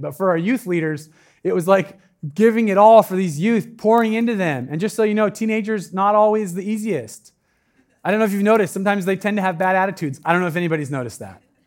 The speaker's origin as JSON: {"language": "English", "town": "Medford", "region": "Oregon", "country": "United States", "moved": "yes", "lives_now": "Eugene, United States", "said": "I'm from Medford"}